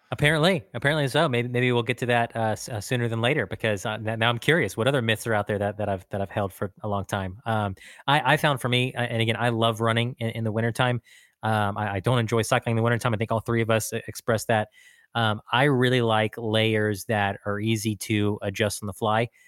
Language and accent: English; Texas, United States; as a Texan